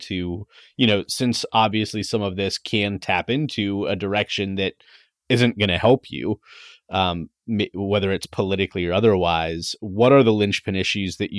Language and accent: English; Pennsylvania, United States; growing up in Pennsylvania